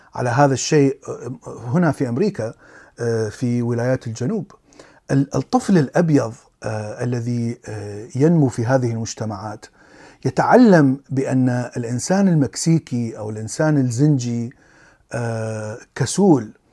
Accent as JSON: {"language": "Arabic", "country": "Iraq", "tie": "born or raised there", "said": "كبرت في العراق"}